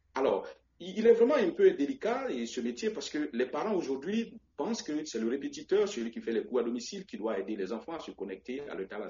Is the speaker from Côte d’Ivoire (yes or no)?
yes; Vallée du Bandama, Côte d’Ivoire; je suis originaire de la Côte d'Ivoire, natif de Bourbeau et une petite coquette ville située à quelques kilomètres de Boaké, dans le centre de la Côte d'Ivoire